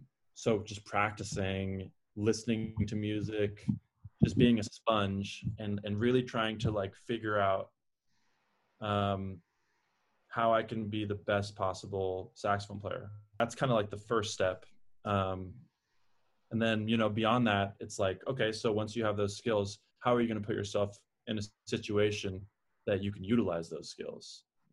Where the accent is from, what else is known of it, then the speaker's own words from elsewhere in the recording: San Francisco Bay Area, California, United States; moved away as an adult; also born or lived in New York City, New York; now in Nashville, United States; I grew up in California, very liberal, kind of a little bit more like multicultural and a little bit more progressive. And I lived in New York too